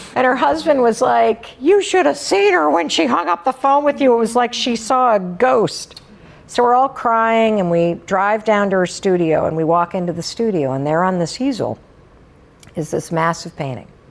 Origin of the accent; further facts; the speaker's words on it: Western Michigan, United States; moved away as an adult; also born or lived in New Hampshire; I grew up in Western Michigan